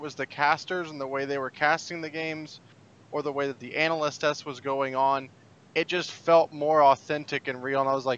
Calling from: Phoenix, Arizona, United States; From Phoenix, Arizona.

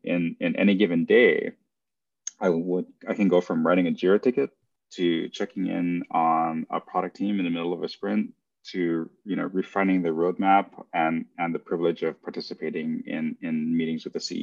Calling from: Los Angeles, California, United States; From Los Angeles, California.

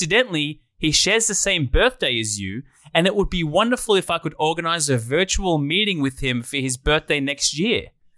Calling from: Nigeria; I'm from Africa, Nigeria.

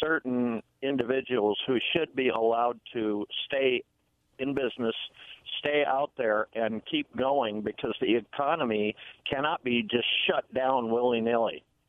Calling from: Benton City, Washington, United States; Hi, this is … from Benton City.

